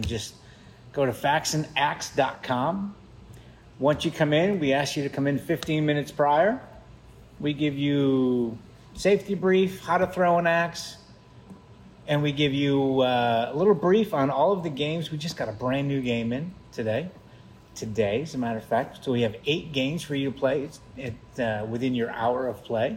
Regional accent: Bristol, Connecticut, United States; accent: New England; moved away; I was born and raised in Connecticut, Bristol, Connecticut

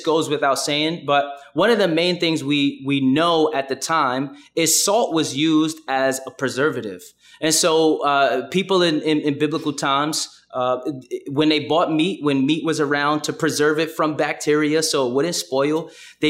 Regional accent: New York City, New York, United States; I'm from Brooklyn, and I kind of have a Brooklyn bop

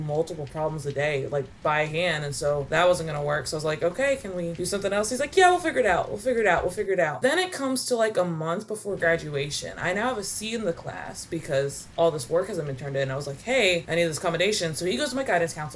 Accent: Kentucky, United States; I grew up in Kentucky

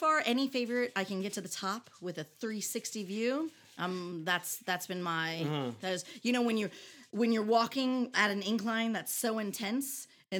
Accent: United States; accent: American; moved away as an adult; also born or lived in Hawaii; now in Jeju, South Korea; my American accent

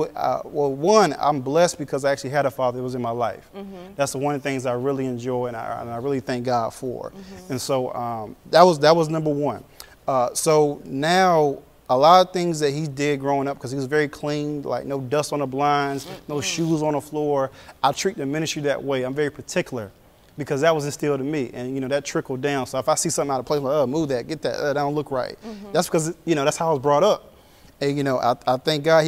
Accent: Raleigh, North Carolina, United States; also born or lived in Sierra Vista, Arizona; I basically grew up here in the state of North Carolina in Raleigh

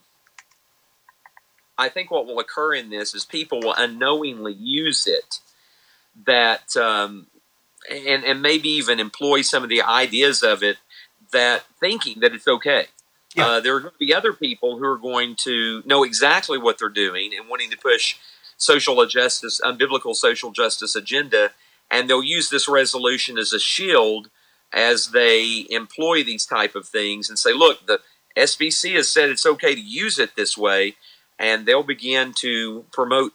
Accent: Tennessee, United States; I'm from Tennessee

